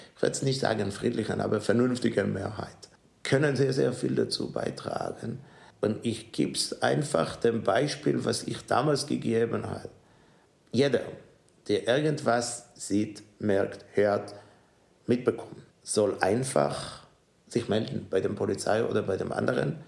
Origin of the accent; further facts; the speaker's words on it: Israel; German is a second language; moved away as an adult; also born or lived in New York / Melbourne; now in Ulm, Germany; meine Heimat bleibt in Israel und ich fühle mich hier zu Hause.